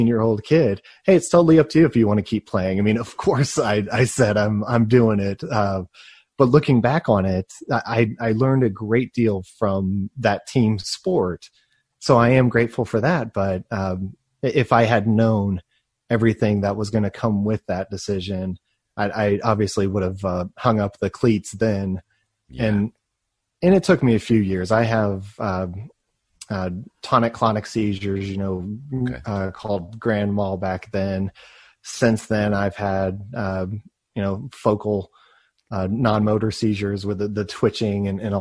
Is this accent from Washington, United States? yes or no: no; Plano, Texas, United States; I grew up in Texas in a system.